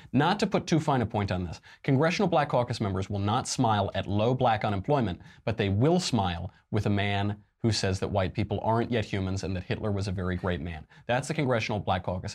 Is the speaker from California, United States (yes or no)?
yes; California, United States; my home state of California